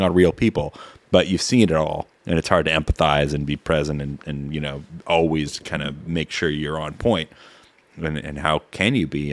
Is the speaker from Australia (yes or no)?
no; Peterborough, Ontario, Canada; I know C K V R because I grew up in Peterborough